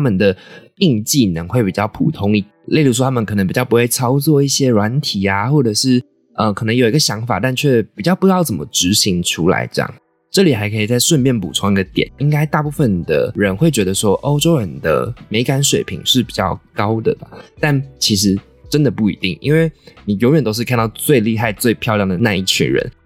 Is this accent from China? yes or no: no; Taiwan; accent: Taiwanese accent; 我就是一个从小在台湾长大，看各种台湾娱乐节目，充满着浓浓台湾腔的台湾人